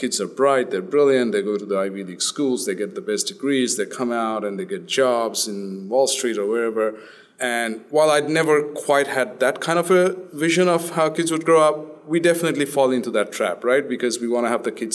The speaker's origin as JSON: {"language": "English", "country": "Australia", "tie": "born or raised there", "also_born_or_lived": "India", "moved": "as an adult", "lives_now": "United States", "said": "We grew up in Australia since we were about 10 years old"}